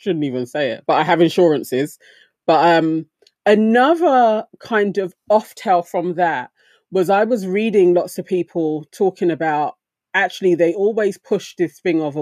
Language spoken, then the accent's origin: English; London, United Kingdom; now in East London, United Kingdom; I was brought up in Swiss Cottage